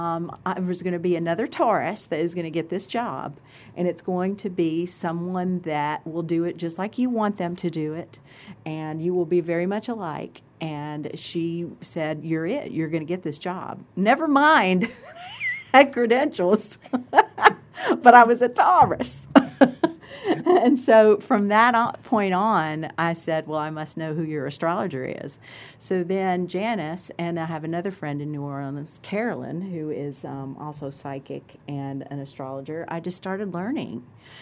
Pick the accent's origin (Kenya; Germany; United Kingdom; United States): Germany; born there; Like, for example, I was born in Germany.